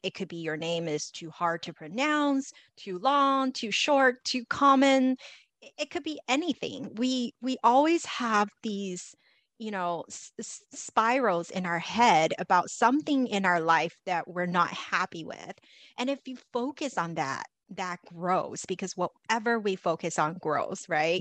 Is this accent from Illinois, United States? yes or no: no; Los Angeles, California, United States; I grew up in Los Angeles